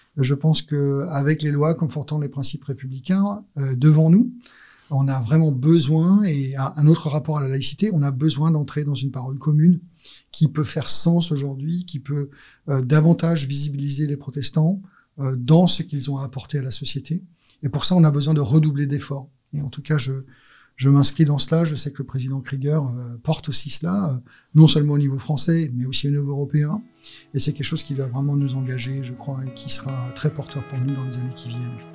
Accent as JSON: {"language": "French", "country": "France", "tie": "born or raised there", "also_born_or_lived": "Alsace / Marseille / United States (family)", "said": "je suis né en France et j'allais dire de parents étrangers"}